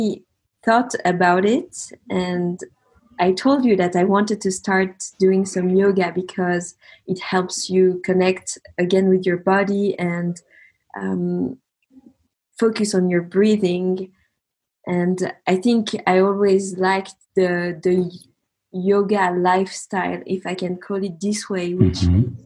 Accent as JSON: {"language": "English", "region": "Geneva", "country": "Switzerland", "also_born_or_lived": "Paris, France / south of France", "moved": "as an adult", "said": "I'm from Geneva originally. I studied there"}